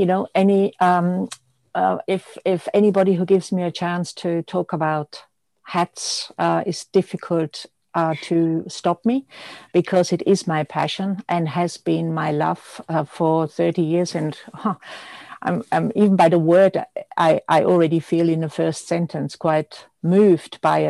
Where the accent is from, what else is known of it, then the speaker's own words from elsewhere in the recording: Austria; born there; English is a second language; I am Austrian born, as many people know, and some might notice with my accent, which is hardly there. I did a fashion degree in Austria